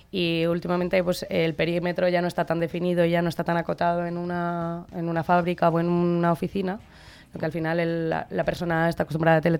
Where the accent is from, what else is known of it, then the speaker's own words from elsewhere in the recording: Segovia, Castile and León, Spain; moved away as an adult; now in Madrid, Spain; soy segoviana, eh, pero ya llevo 13 años en Madrid, o sea que ya casi puedo decir que soy gata.